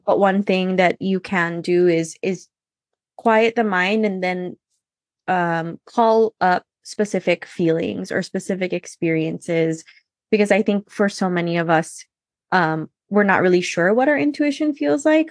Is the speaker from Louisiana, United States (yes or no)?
no; Hawaii, United States; I was born and raised in Hawaii